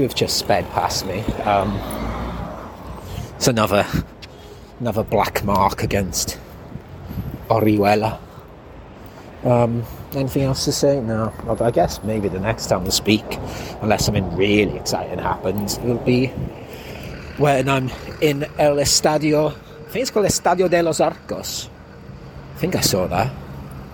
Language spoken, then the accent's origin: English; Wales, United Kingdom; moved away; also born or lived in Horsham; I'm from Wales.